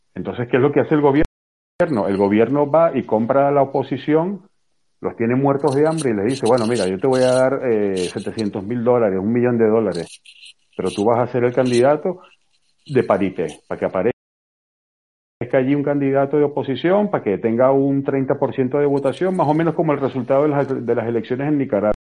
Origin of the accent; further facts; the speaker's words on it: Venezuela; yo vengo de Venezuela